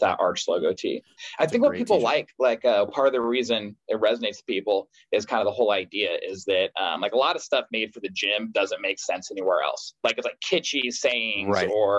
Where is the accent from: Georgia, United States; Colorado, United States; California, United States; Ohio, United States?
California, United States; I'm from California